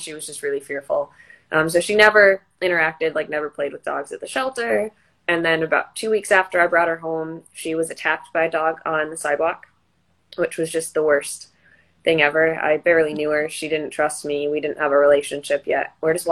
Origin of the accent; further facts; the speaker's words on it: Wisconsin, United States; moved away; from a county shelter up in Wisconsin. It was my hometown shelter